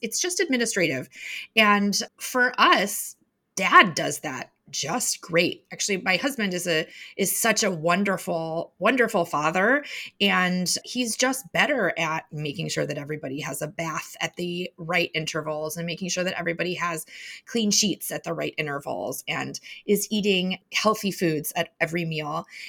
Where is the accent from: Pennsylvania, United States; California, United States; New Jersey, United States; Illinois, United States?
Illinois, United States; Chicago; moved away; also born or lived in Madison; I grew up in Chicago